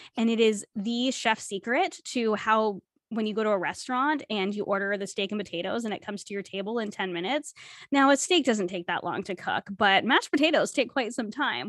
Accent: New England, United States; moved away as an adult; now in Canada; growing up in New England

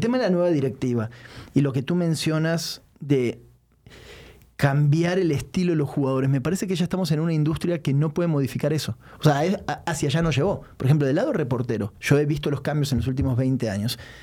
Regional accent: Mexico; como mexicano

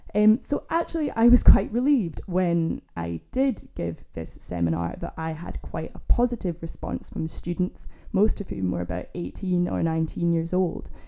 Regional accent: Scotland, United Kingdom; also born or lived in Glasgow; I grew up in Scotland, I'm from Scotland

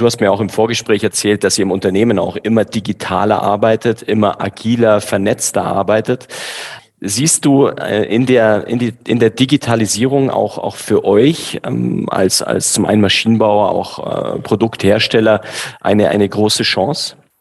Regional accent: Bavaria, Germany; also born or lived in Düsseldorf; als Bayer

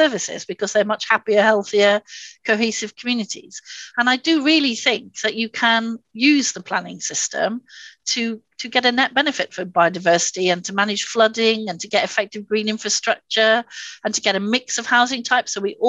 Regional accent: Swansea, Wales, United Kingdom; So I come here from Swansea. I don't know if any of you know Swansea

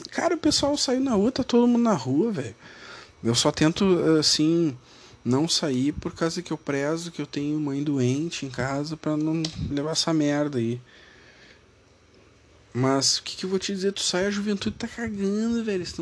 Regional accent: Rio Grande do Sul, Brazil; Eu sou do Rio Grande do Sul, então eu tenho que dar minha opinião sobre o Brasil do Sul. Não adianta eu ficar falando e dizendo coisas se eu sou aqui do Rio Grande do Sul, né?

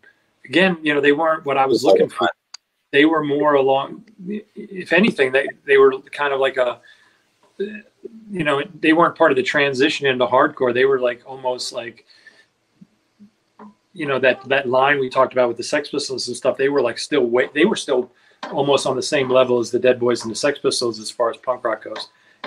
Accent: New York City, New York, United States; it's my hometown.

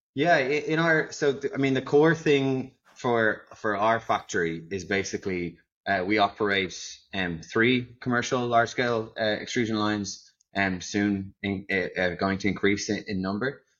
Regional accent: Ireland; now in Netherlands; I am, as you can probably tell, not from the Netherlands. So, I'm actually an Irishman

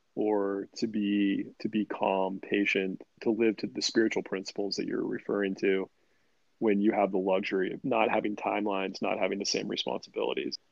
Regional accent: Sacramento, California, United States; I'm from Sacramento. So Little League baseball was the big thing

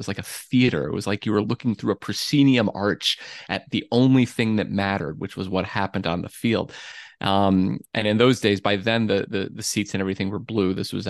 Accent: Flint, Michigan, United States; I am from Michigan, and I lived in the Flint area, but my family's all from Detroit.

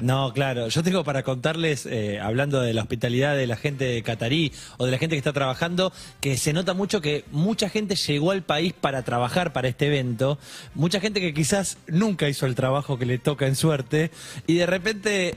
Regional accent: Argentina; ser argentino y representar

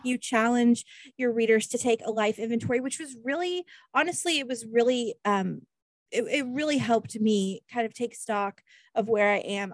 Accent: Kansas, United States; I'm from Kansas

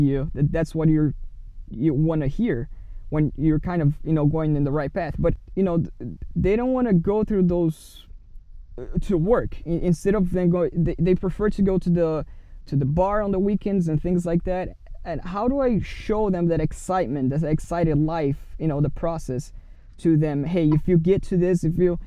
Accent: Brazil; now in United States; I'm from Brazil

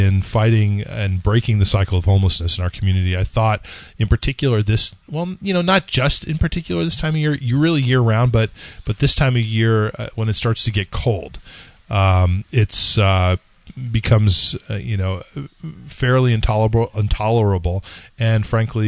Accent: California, United States; I'm from California

